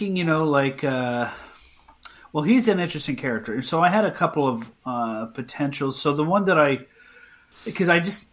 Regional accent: Canada; I'm Canadian

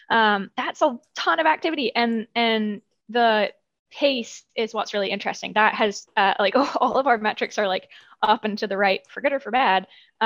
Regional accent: United Kingdom; I'm British, you can't hear it so much anymore, but I grew up running around with like hay bales in the British countryside and have always had that connection to nature.

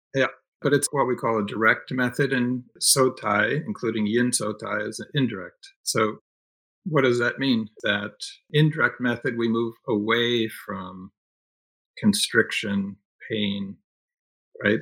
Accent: Northeast, United States; moved away; I grew up in the Northeast, so I had family I could stay with.

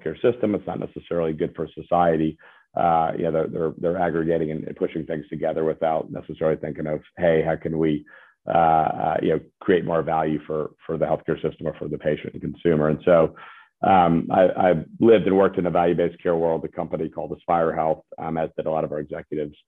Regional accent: Birmingham, Alabama, United States; now in Nashville, United States; I'm from Birmingham, Alabama

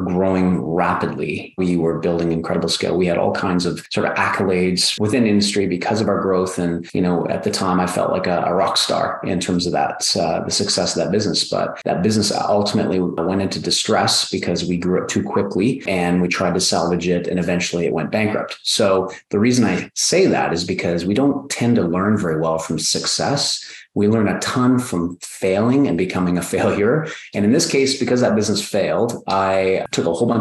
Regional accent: Canada; I'm from Canada, I'm a toy maker from the North.

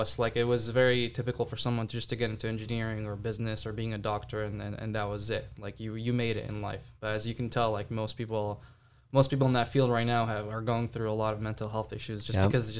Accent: Jeddah, Makkah Province, Saudi Arabia; Yeah, so I grew up in Jeddah, Saudi Arabia. It's a small town, pretty booming right now.

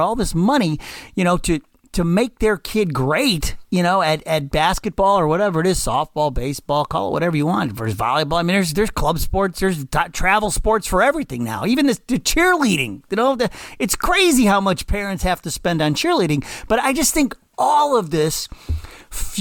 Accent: Cleveland, Ohio, United States; I grew up in Slavic Village in Cleveland

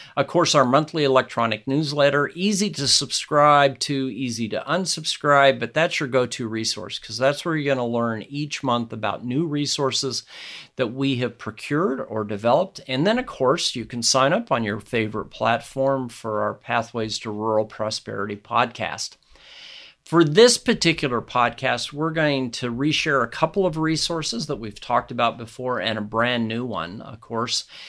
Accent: Nebraska, United States; my home state of Nebraska

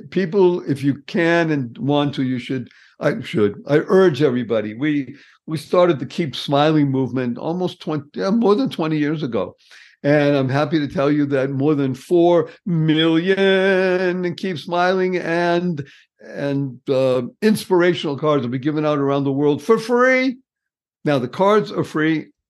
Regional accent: New England, United States; Yes, I come from New England.

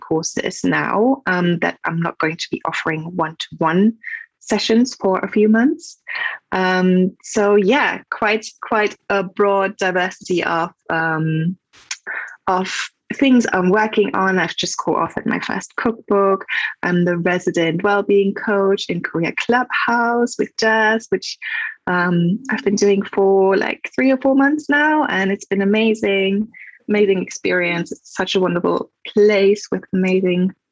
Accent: Germany; English is a second language; moved away; I am from Germany, so if that's my accent.

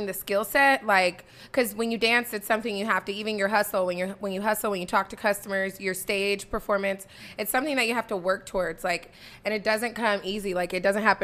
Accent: Tacoma, Washington, United States; I'm from Tacoma, Washington, born and raised

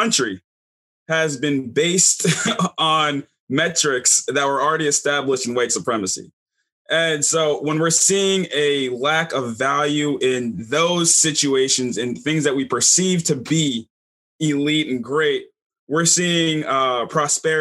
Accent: Baton Rouge, Louisiana, United States; I'm from Baton Rouge, Louisiana.

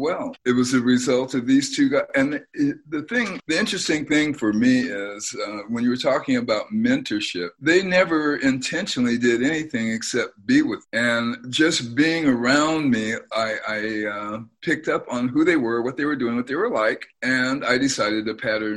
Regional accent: San Jose, California, United States; also born or lived in Arkansas; we grew up on Eastside San Jose

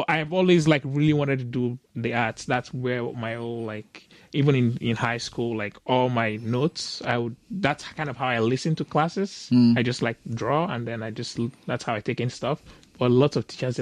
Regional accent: Lagos, Nigeria; I grew up in Lagos, Nigeria

